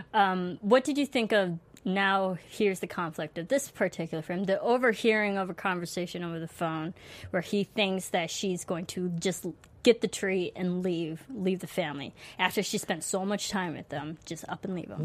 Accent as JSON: {"language": "English", "region": "Illinois", "country": "United States", "tie": "born or raised there", "said": "as a fellow Illinois person native to you. I'm not from Chicago, but I feel like I am. I practically grew up there."}